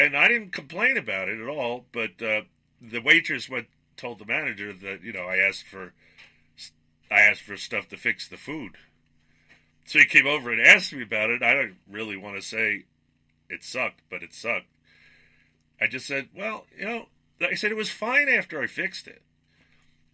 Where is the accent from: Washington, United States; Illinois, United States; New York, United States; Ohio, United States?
New York, United States; moved away as an adult; I grew up in New York at a time where food was at its peak